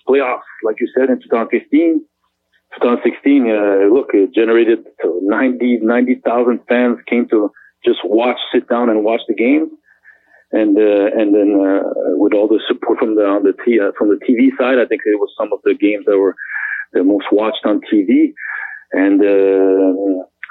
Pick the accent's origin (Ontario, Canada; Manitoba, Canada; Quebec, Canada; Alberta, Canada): Quebec, Canada; Montreal; I came from Montreal